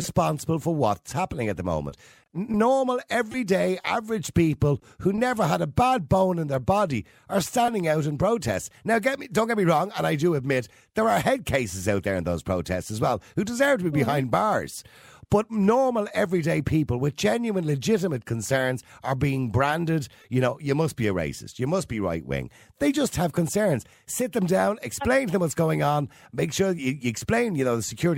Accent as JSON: {"language": "English", "country": "Ireland", "said": "as an Irish citizen"}